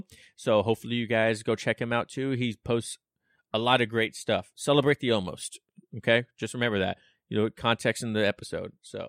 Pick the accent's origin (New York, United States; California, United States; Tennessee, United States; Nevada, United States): Nevada, United States; Las Vegas; now in Washington State, United States; I'm originally from Las Vegas, and in Vegas we don't drink tap water because it's like super hard mineral water